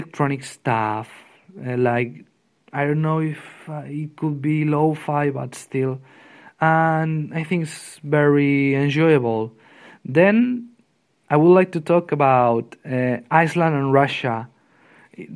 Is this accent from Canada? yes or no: no; Spain; from Spain